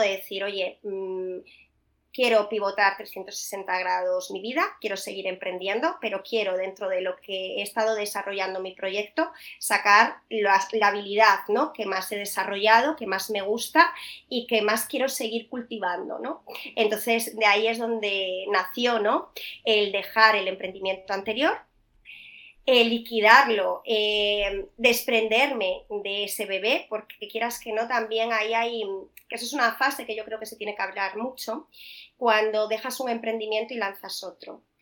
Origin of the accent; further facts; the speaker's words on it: Vigo, Galicia, Spain; moved away as an adult; also born or lived in Salamanca / Madrid; yo soy de Vigo